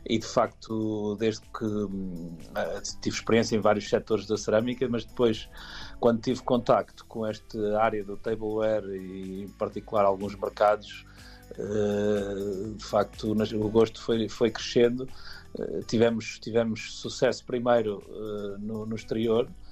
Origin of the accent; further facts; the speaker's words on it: Aveiro, Centro, Portugal; also born or lived in Angola; Universidade de Aveiro que é a minha cidade eh, onde cresci e vivi